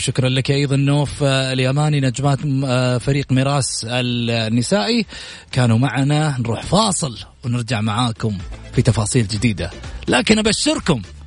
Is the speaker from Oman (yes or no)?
no; Saudi Arabia